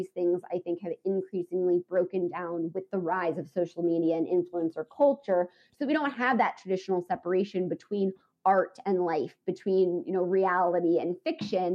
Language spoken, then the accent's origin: English; United States; as an American